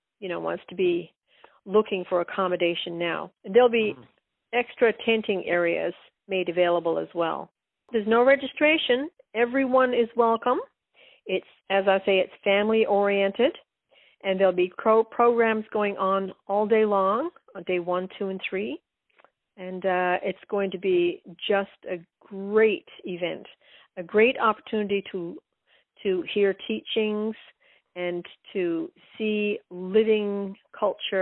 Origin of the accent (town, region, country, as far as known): west coast of Newfoundland, Newfoundland and Labrador, Canada; born or raised there